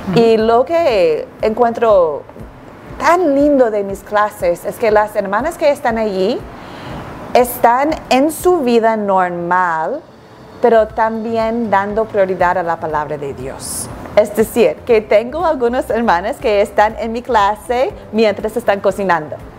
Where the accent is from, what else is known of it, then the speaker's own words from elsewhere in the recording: Antigua & Barbuda; also born or lived in United States / Chile; now in Quito, Ecuador; nací y crecí en la isla de Antigua y Barbuda, entonces soy una mujer del Caribe